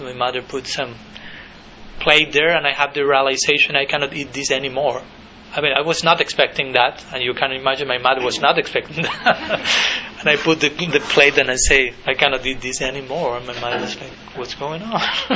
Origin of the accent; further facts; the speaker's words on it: Argentina; I was born in 1980 in Argentina